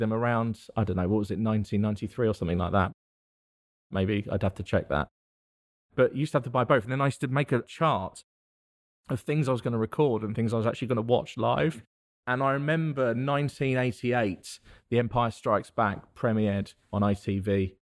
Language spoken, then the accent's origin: English; thirty miles west of central London, South East England, United Kingdom; now in Worcester, United Kingdom; thirty miles directly west of central London is where I'm from